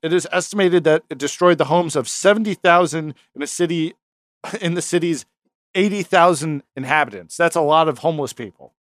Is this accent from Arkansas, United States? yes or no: no; New York, United States; we're from New York